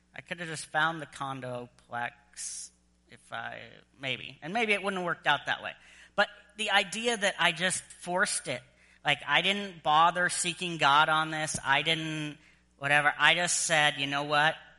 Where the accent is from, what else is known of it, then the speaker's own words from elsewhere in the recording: United States; moved away as an adult; also born or lived in Southern Virginia; now in Edmonton, Canada; an American